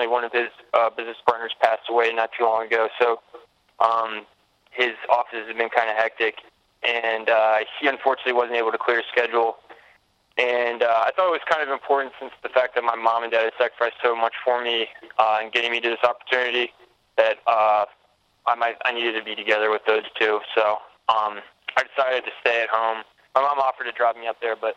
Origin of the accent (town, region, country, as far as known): Anderson, South Carolina, United States; born or raised there; also born or lived in Columbia, South Carolina